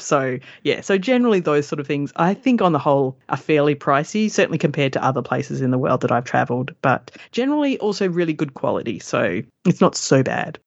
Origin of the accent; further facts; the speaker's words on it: Perth, Western Australia, Australia; So I was born in Perth and I have lived nearly all my life in it.